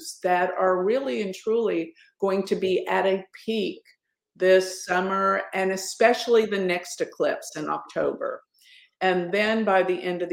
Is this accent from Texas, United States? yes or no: yes; Dallas, Texas, United States; in my hometown, Dallas